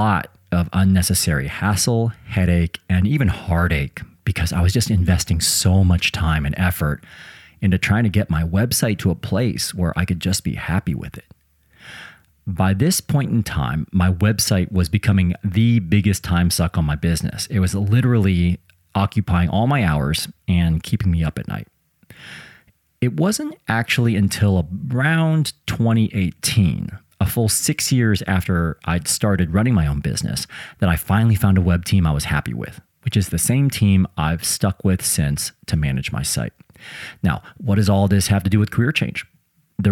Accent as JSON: {"language": "English", "region": "Midwest", "country": "United States", "said": "I'm also from the Midwest"}